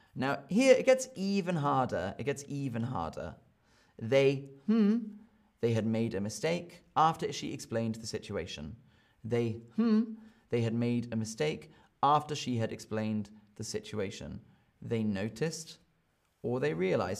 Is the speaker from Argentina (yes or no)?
no; United Kingdom; I am from Britain